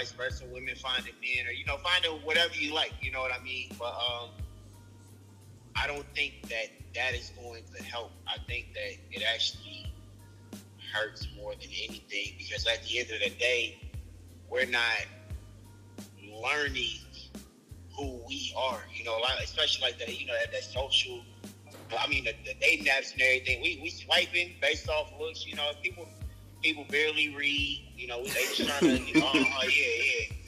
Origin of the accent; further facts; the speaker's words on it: Gary, Indiana, United States; I'm from Gary, Indiana.